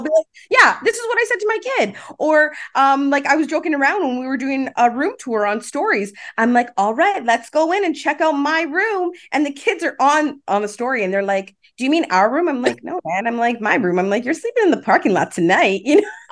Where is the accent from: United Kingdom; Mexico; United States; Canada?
Canada; Toronto, Ontario; I grew up in Rexdale, okay. so Islington and Albion area